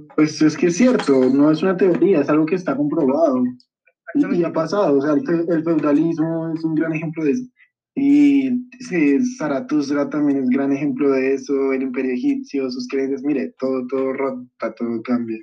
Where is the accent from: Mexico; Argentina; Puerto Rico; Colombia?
Colombia; mi país